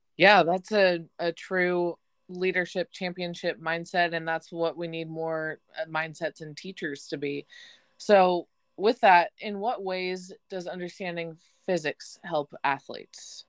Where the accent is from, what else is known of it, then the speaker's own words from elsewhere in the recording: Chico, California, United States; I'm from Chico